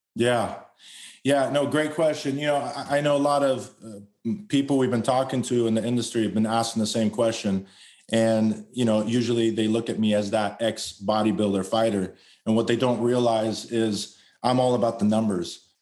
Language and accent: English; Los Angeles, California, United States; I was born and raised in Los Angeles. Spent most of my life out there.